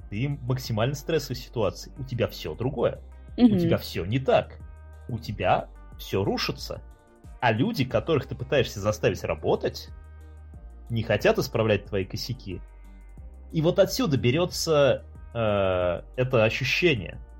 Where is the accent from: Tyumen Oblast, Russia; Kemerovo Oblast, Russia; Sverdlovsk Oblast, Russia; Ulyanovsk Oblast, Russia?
Ulyanovsk Oblast, Russia; Ulyanovsk; now in Belgrade, Serbia; мы с тобой из Ульянов. Переезд из Ульяновска в город — это прямо рост с низкой базы. Любой транспорт с человеческим лицом, он для ульяновца